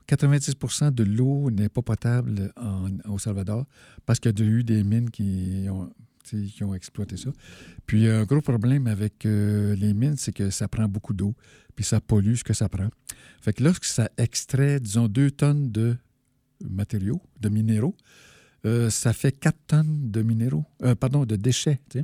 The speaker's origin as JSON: {"language": "French", "area": "Abitibi", "region": "Quebec", "country": "Canada", "said": "je viens de, de l'Abitibi"}